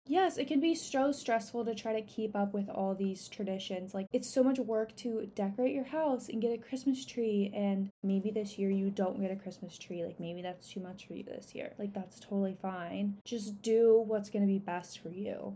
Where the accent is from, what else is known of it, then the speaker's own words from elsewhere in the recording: Encinitas, California, United States; a place in Cardiff, which is in my hometown. And it's like really close to the water. It's an area that I grew up in.